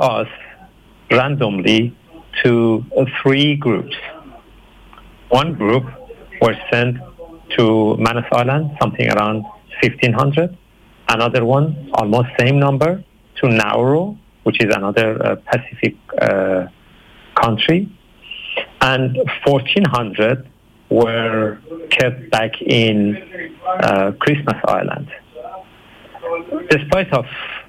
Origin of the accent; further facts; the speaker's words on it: Iran; moved away as an adult; now in Brisbane, Australia; I'm originally from Iran